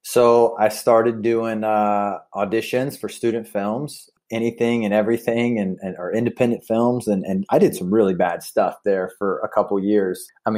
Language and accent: English; the South, United States; And I grew up in the South where, you know, probably like emotions aren't really a thing that a lot of men are really supposed to feel